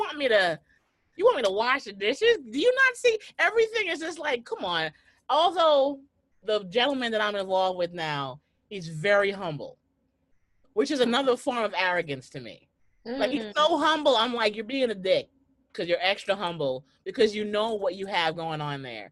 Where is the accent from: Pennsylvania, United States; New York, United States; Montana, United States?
New York, United States; New York City; I'm a New Yorker